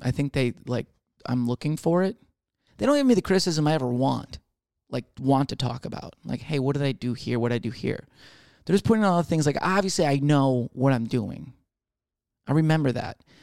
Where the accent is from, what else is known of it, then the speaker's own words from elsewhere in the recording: Michigan, United States; now in Texas, United States; I'm from Michigan